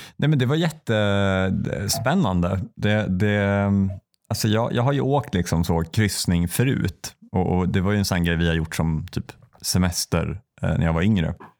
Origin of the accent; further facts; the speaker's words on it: Säffle, Värmland, Sweden; moved away; när jag var tillbaka i Säffle första gången efter jag liksom hade flyttat